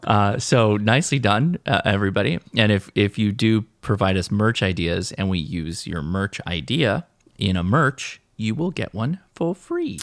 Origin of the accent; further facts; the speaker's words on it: California, United States; We're Californians, though, so we don't enunciate T's to begin